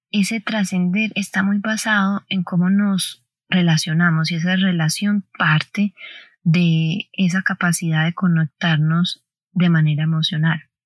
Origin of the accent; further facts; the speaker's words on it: Colombia; nací el 16 de diciembre, etc. no, soy de Colombia